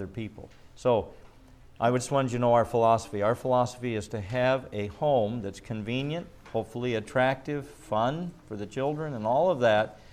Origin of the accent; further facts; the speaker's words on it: Midwest, United States; moved away; also born or lived in California; I grew up in the Midwest